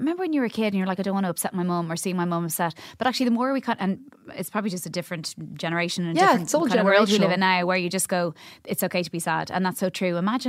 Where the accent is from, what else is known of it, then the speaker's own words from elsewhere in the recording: Cabinteely, Leinster, Ireland; Oh, sorry, I grew up in Cabinteely.